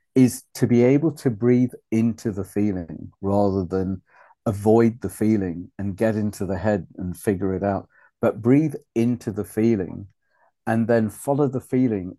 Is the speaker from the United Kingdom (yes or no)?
yes; Wales, United Kingdom; also born or lived in Uganda; town I was brought up in in Wales after refugee camp